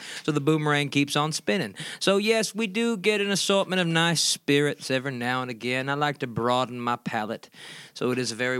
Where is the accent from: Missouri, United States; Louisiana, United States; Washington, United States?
Louisiana, United States; Well, I am from Baylor-Baton, Louisiana, which is not too far from New Orleans. So, whenever I go back home, you know, there's very extensive river system down there.